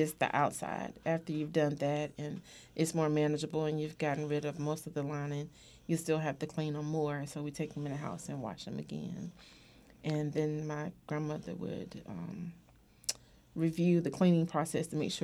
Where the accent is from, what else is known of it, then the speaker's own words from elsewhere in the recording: Durham, North Carolina, United States; I grew up in Durham, North Carolina, and I grew up on the farm